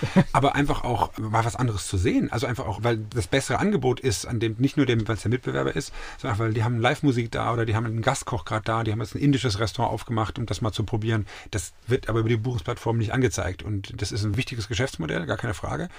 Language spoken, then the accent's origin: German; Munich, Bavaria, Germany; moved away as an adult; also born or lived in Bielefeld / Hamburg / Switzerland / Zurich; now in Mainz, Germany; Ich bin in München groß, ich liebe meine Ecken in München